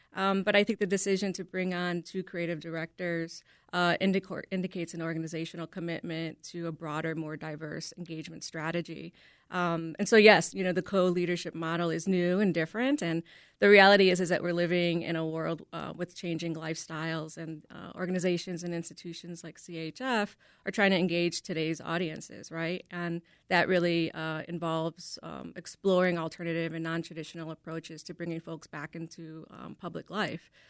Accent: Chicago, Illinois, United States; I am a native Chicagoan, born and raised on the South Side in the Brighton Park community

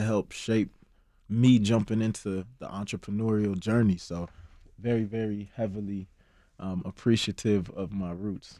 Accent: Chicago, Illinois, United States; also born or lived in Ghana; Me being able to be born and raised in Chicago

